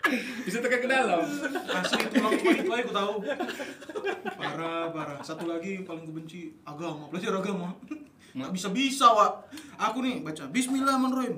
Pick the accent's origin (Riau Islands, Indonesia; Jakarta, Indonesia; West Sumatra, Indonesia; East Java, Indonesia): Riau Islands, Indonesia; Batam; Aku orang Batam, tapi kampungan